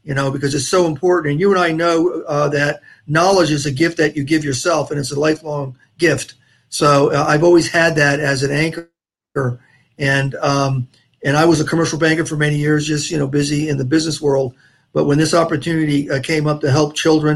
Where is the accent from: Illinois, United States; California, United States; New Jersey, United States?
New Jersey, United States; also born or lived in Port St. Lucie area, Florida; now in Florida, United States; I'm from New Jersey originally. I'm a Jersey Shore boy.